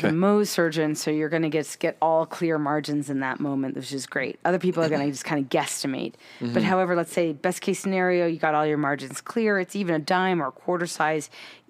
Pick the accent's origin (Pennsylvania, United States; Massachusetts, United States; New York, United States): Massachusetts, United States; Framingham; also born or lived in Boston; now in Utah, United States; I grew up in Framingham.